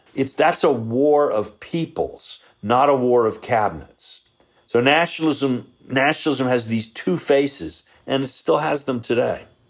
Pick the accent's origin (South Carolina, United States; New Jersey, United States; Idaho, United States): South Carolina, United States; moved away; I'm from South Carolina originally